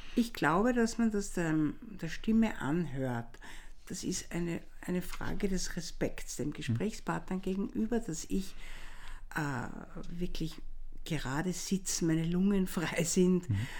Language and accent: German; Vienna, Austria; wenn der Tiroler mich als Wienerin natürlich sofort in der ersten Sekunde hm. äh, erkennt